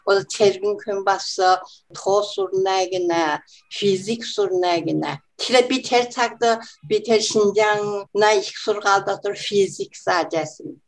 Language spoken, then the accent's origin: Mongolian; Mongolia; now in Australia; би Монгол гэж хэлж байна. Монгол гэж хэлнэ.